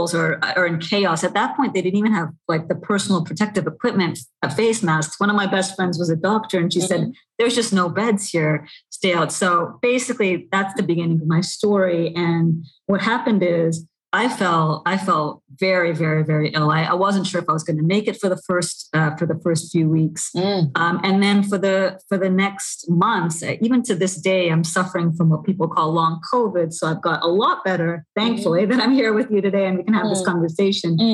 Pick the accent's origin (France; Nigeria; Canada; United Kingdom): Canada; now in New York City, United States; I grew up in Canada. I live in New York City.